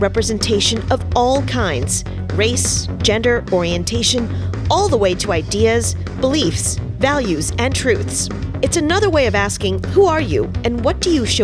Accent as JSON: {"language": "English", "region": "suburbs of New York", "country": "United States", "tie": "born or raised there", "said": "I grew up in the burbs in New York too."}